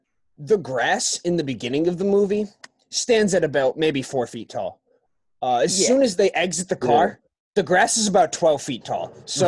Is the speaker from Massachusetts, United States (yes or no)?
yes; between Boston and Worcester, Massachusetts, United States; also born or lived in Vermont / Arizona; I'm also from Massachusetts, so I like grew up right outside of in between Boston and Worcester, and I spend a lot of my time in Boston right now.